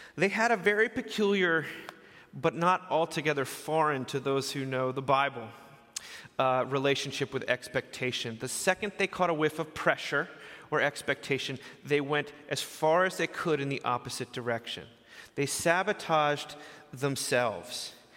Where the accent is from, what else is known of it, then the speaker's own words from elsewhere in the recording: outside New York City, United States; moved away; I grew up outside New York City